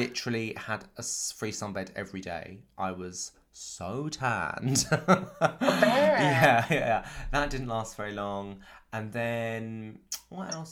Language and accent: English; Canterbury, South East England, United Kingdom; I grew up in Canterbury in Kent, a couple of hours outside of London